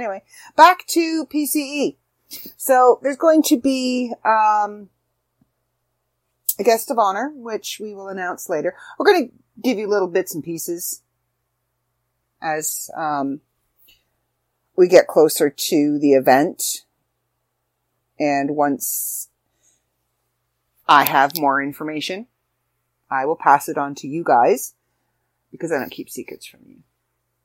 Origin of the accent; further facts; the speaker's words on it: Canada; brethren in being Canadian